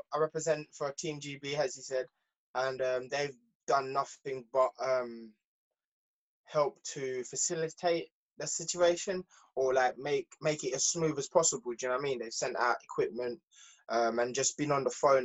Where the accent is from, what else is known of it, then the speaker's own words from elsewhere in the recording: Jamaica; moved away; I was born in Jamaica. My mom and dad split